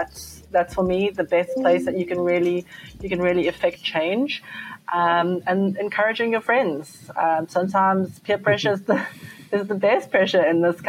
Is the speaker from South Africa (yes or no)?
yes; South Africa; particularly being South African and loving a braai